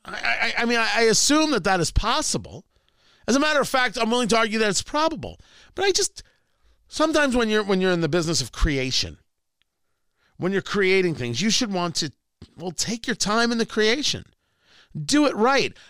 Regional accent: Middletown, New Jersey, United States; growing up in Jersey, like, I know exactly where that Dunkin' Donut is. I kn-, in Middletown, New Jersey

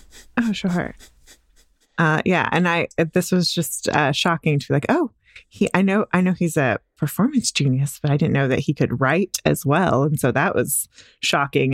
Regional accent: Dallas, Texas, United States; I'm, I'm from Dallas

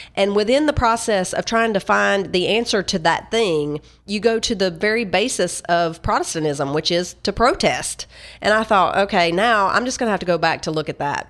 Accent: Tennessee, United States; I'm from Tennessee

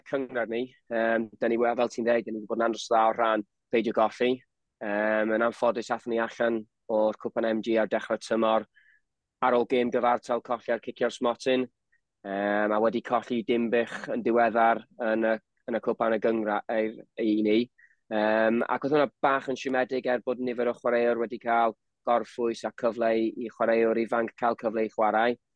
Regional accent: Wrexham, Wales, United Kingdom; fi o Rexham

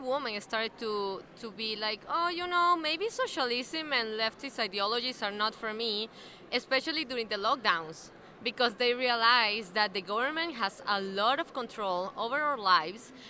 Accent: Uruguay; I'm from Uruguay

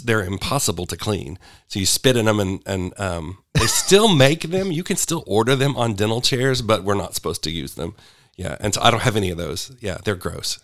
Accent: Sherwood, Arkansas, United States; also born or lived in Little Rock, Arkansas / Kansas; So, I was born in Little Rock. I spent my early years in Kansas, and then we moved back when I was in junior high. So, I'm pretty much a Sherwood boy.

